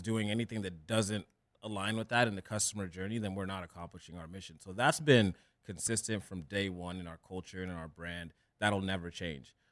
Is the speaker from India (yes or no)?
no; Orange County, California, United States; also born or lived in Kenya; I grew up in Orange County